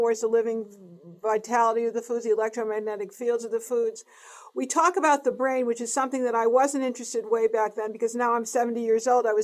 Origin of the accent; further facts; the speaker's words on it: East Coast, United States; moved away; I'm from the East Coast.